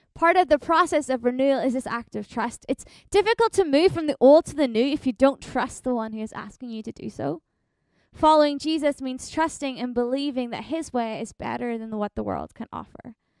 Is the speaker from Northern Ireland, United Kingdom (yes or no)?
yes; Northern Ireland, United Kingdom; moved away as an adult; also born or lived in Ontario, Canada; now in Winnipeg, Canada; I grew up in Northern Ireland, but I've been in Canada now for about four and a half years